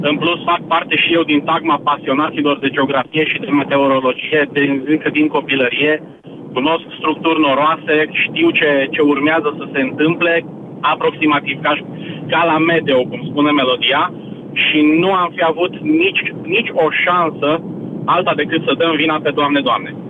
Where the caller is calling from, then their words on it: Timișoara, Timiș County, Romania; Sunt și eu din Timișoara, din primul eșalon al celor loviți de furtună ieri.